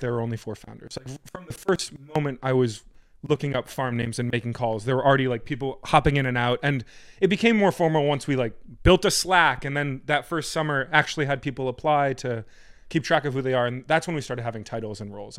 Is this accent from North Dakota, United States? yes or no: no; Fairfield County, Connecticut, United States; I was born and raised in the farming metropolis of Fairfield County, Connecticut